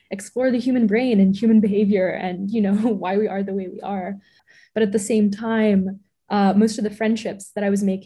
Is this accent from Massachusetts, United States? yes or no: yes; Boston, Massachusetts, United States; also born or lived in New York City; And I was born in New York City, and then they decided to raise us in the suburbs of Boston. So, and that's where I am right now.